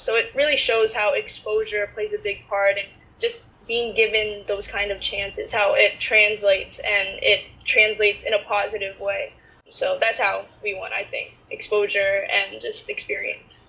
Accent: United States; Growing up in the States as a Filipina athlete

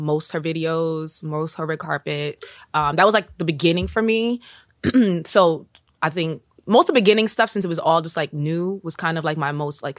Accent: New York, United States; I am Jamaican and from New York.

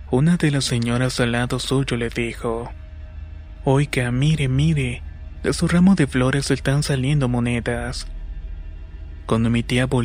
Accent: San Sebastián Malinalco, State of Mexico, Mexico; soy de San Sebastián Malinalco. Está ubicado en el Estado de México.

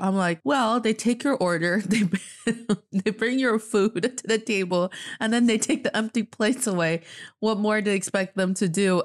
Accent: Northeast China, China; now in Beijing, China

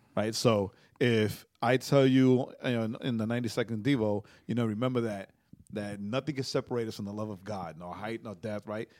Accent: New York, United States; I was being that annoying New Yorker

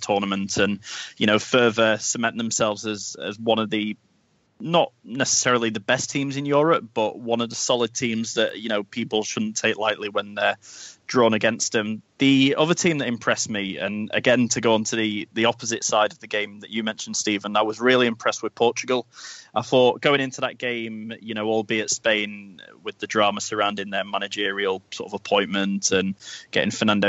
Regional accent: England, United Kingdom; as an Englishman

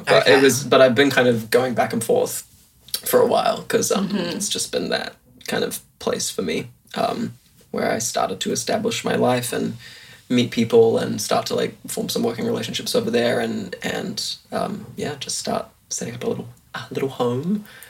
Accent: Auckland, New Zealand; also born or lived in London; I was born in London, raised in Auckland.

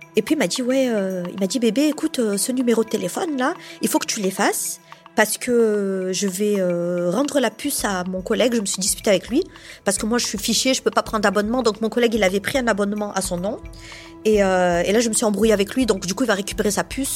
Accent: Montpellier, Occitania, France; je suis de Montpellier, donc je suis une vraie Montpelliéraine hein, depuis toujours.

